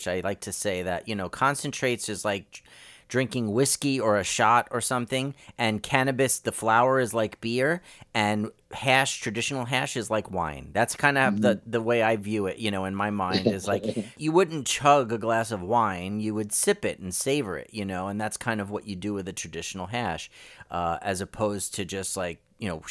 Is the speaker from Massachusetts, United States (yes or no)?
no; New York, United States; growing up in New York and Brooklyn